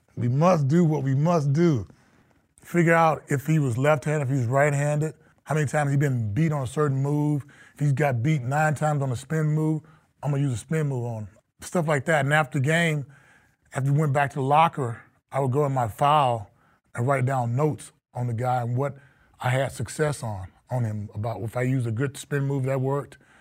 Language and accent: English; Texas, United States; moved away as an adult; now in Minnesota, United States; a kid from Texas, small town